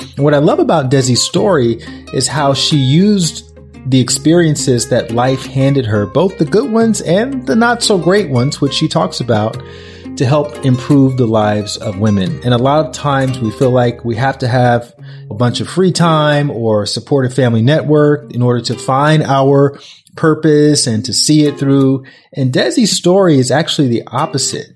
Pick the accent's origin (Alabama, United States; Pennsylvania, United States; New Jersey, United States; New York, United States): Alabama, United States; When I grew up in Alabama